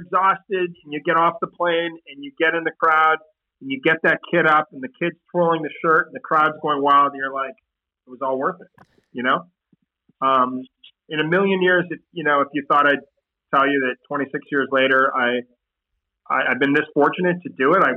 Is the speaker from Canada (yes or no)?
yes; Canada; I'm this kid from Canada